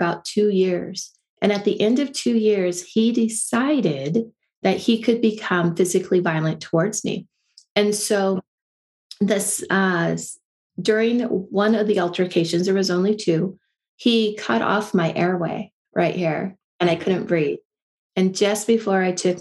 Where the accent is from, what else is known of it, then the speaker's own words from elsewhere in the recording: Silicon Valley, California, United States; I grew up in California in Silicon Valley